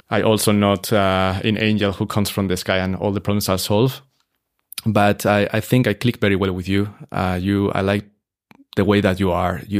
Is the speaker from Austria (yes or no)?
yes; Salzburg, Austria; we are a hotel that is genuinely Salzburg mm. because mm. you are 11 generation here. So we are from Salzburg, but we want to bring a fresh, a fresh concept to the city because it's good for everyone.